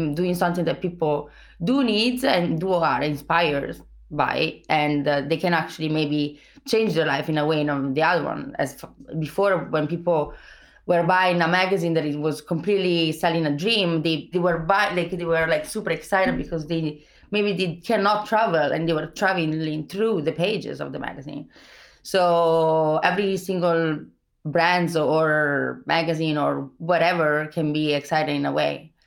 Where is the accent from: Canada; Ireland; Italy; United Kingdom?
Italy; accent: Italian; English is a second language; moved away; I'm Italian